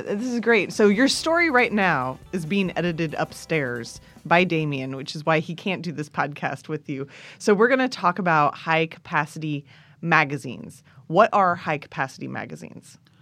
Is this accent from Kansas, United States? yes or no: yes; Kansas, United States; I grew up with guns in Kansas